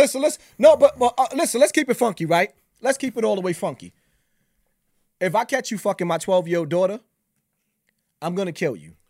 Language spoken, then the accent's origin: English; New York City, New York, United States; I'm from Bronx River